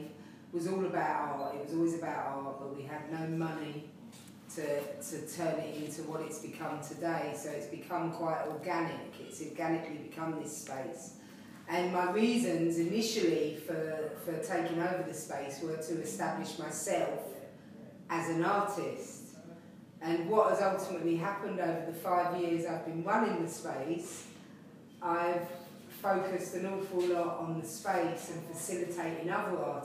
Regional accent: London, United Kingdom; I was born in London. I was born in the general lining in Waterloo. And I've lived here in Pimlico all of my life.

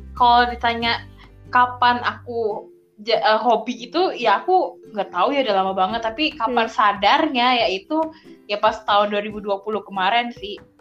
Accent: Jakarta, Indonesia; aku kan lahir di Jakarta, besar di Jakarta

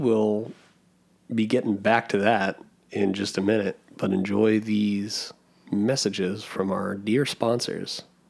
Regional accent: Delaware County, Pennsylvania, United States; I grew up in Delco.

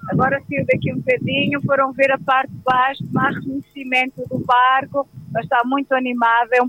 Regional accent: Oliveira de Frades, Viseu, Portugal; also born or lived in Cinfães; Eu sou da zona de Viseu, Oliveira de Frades.

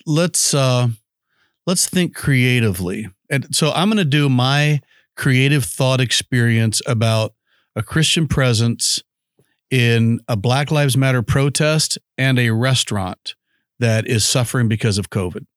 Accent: United States

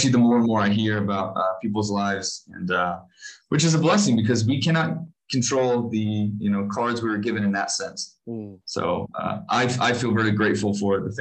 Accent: Tennessee, United States; moved away as an adult; now in Johannesburg, South Africa; I grew up in Tennessee in the Southeast

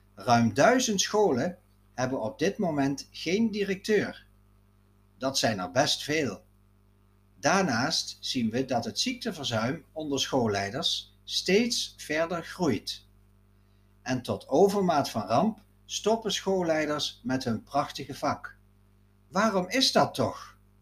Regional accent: Netherlands; Ascharen, het dorp waar ik ben opgegroeid.

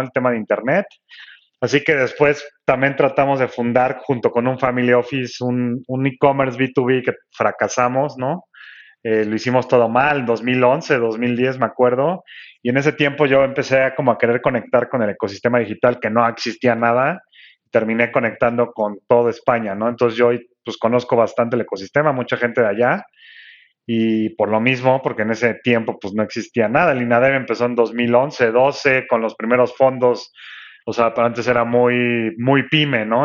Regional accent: Mexico City, Mexico; yo estoy en Ciudad de México, o sea que eh, soy el chilango

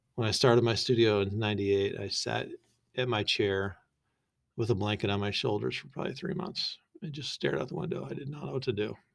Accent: Boise, Idaho, United States; also born or lived in San Clemente, California; I'm from Boise

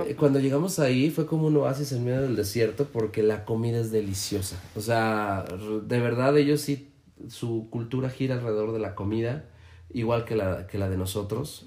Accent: León, Guanajuato, Mexico; todos los leoneses

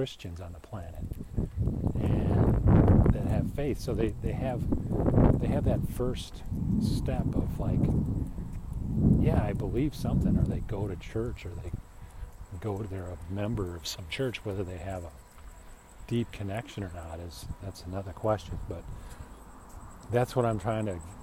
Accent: Chicago, Illinois, United States; I grew up in Chicago

